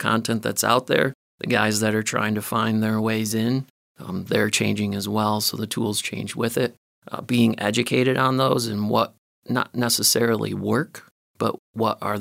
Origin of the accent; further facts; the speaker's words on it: Michigan, United States; moved away as an adult; also born or lived in Chicago, Illinois; we're both from Michigan at this point, living in the suburbs of Chicago. We decided it was time to come back to Michigan.